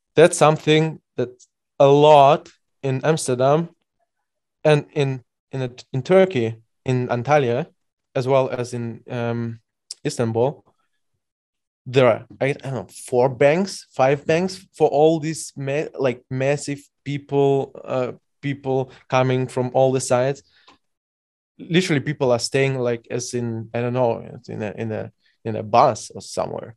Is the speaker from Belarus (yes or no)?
yes; Belarus; now in Germany; I'm by birth from Belarus